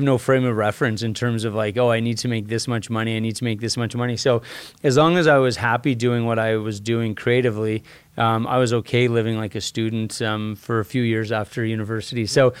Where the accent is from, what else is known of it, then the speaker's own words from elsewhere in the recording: Red Deer, Alberta, Canada; So I grew up in Red Deer, Alberta. So an hour and a half north of here.